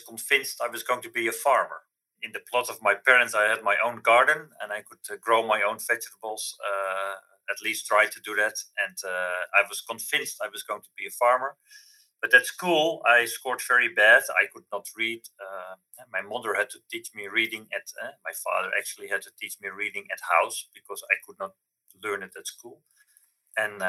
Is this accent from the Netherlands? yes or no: yes; Amsterdam, North Holland, Netherlands; a boy from Amsterdam, because I'm from Amsterdam